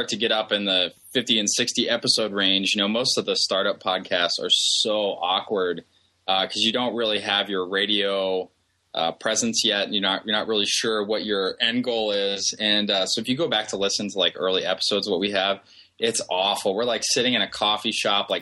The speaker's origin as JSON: {"language": "English", "town": "Columbus", "region": "Ohio", "country": "United States", "tie": "born or raised there", "said": "I work with a company from my hometown. I'm from Columbus, Ohio"}